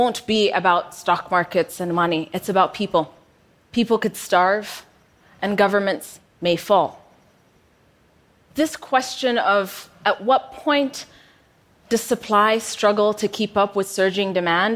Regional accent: Ethiopia; moved away as an adult; also born or lived in United States; I moved from Ethiopia to the US for university. Upon my return back home

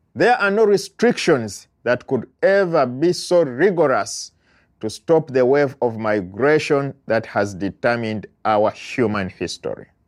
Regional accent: Uganda; moved away as an adult; now in United States; I am an immigrant from Uganda living in the United States while waiting for my asylum application to go through

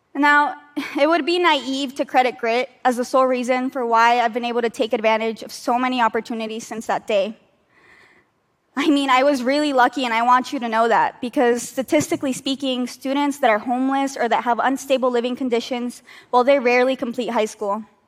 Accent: United States; now in New York, United States; Despite being American citizens

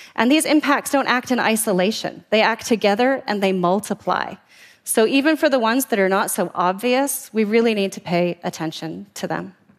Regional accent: Vancouver, British Columbia, Canada; the waters off my hometown of Vancouver

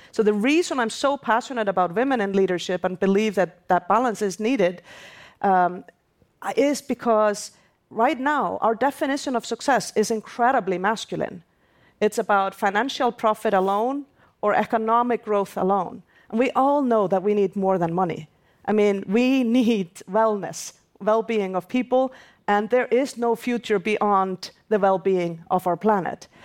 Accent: Iceland; my home country, Iceland

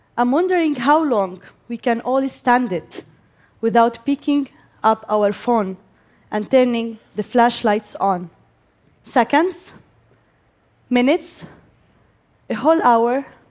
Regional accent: Gaza, Gaza Strip, Palestine; I am Palestinian and I am from Gaza. I grew up there and I still live there

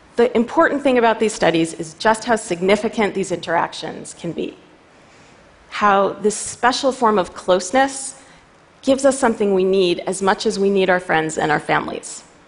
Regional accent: New York City, New York, United States; I'm a New Yorker

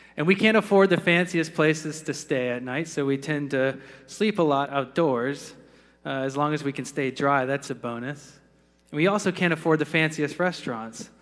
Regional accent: Florida, United States; growing up in the Sunshine State

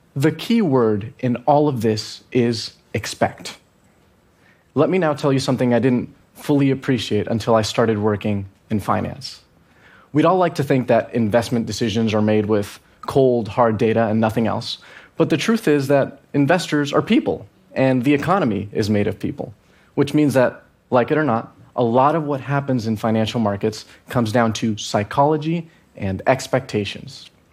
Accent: Venezuela; I'm from Venezuela

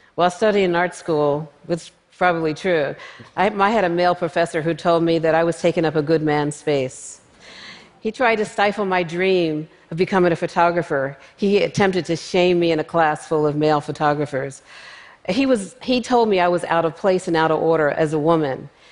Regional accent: Philadelphia, Pennsylvania, United States; Growing up in North Philadelphia, I was surrounded by people in my family and friends who made photographs

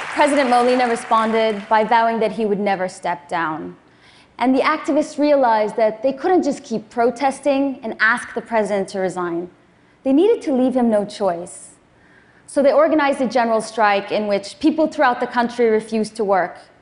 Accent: Afghanistan; I was born in Afghanistan, just six months after the Soviets invaded

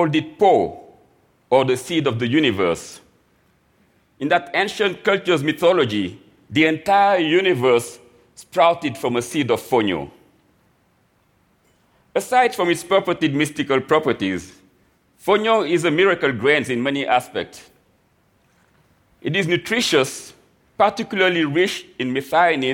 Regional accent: Dakar, Senegal; also born or lived in New York; now in United States; I was born and raised in Dakar, Senegal

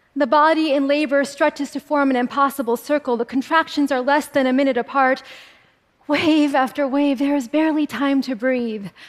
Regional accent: California, United States; I was a little girl growing up in California, where my family has lived and farmed for a century

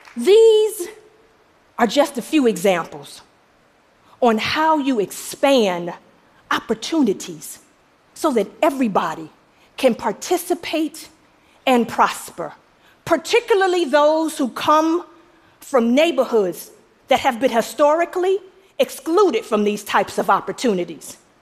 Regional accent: Detroit, Michigan, United States; I'm from Detroit

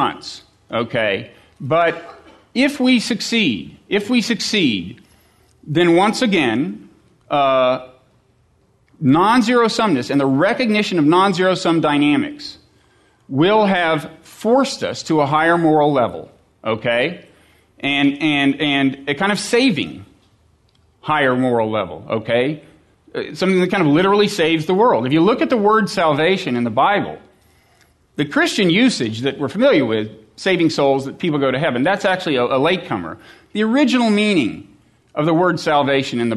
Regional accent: United States; as an American who has children

